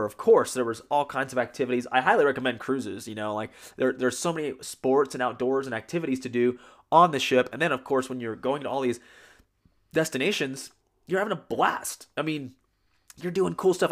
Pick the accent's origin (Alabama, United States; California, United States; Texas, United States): Texas, United States; San Antonio; I'm from San Antonio, Texas